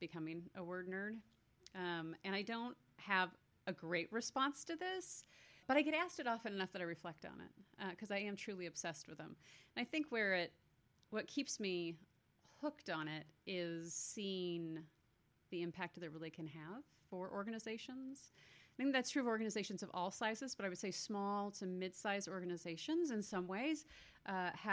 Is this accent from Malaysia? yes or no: no; Canada; I was born in Canada